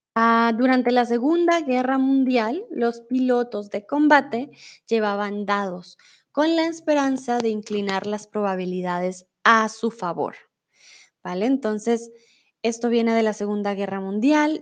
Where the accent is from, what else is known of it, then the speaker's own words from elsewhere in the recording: Colombia; also born or lived in Mexico; now in Germany; crecí con muchas supersticiones en Colombia